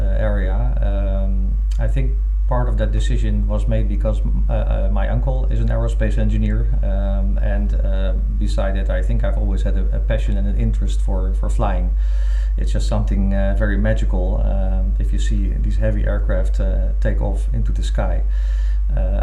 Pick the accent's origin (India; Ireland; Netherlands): Netherlands; I've been born and raised in the Netherlands as well